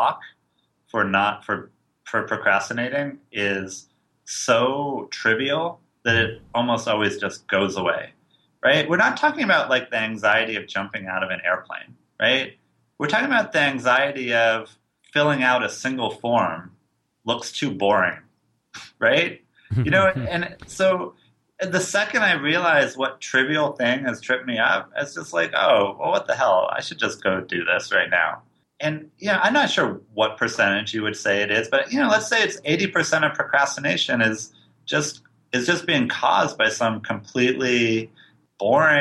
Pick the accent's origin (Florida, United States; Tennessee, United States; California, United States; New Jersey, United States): California, United States; San Francisco; I'm from San Francisco